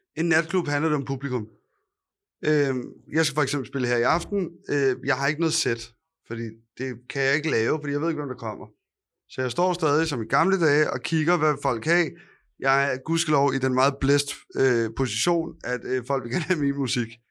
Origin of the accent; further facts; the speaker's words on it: Copenhagen, Capital Region of Denmark, Denmark; jeg er og opvokset på Østerbro